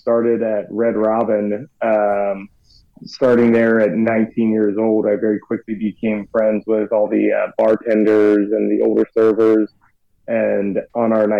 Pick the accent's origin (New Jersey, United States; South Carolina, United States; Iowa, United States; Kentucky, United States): Kentucky, United States; Northern; I grew up in Northern Kentucky near Cincinnati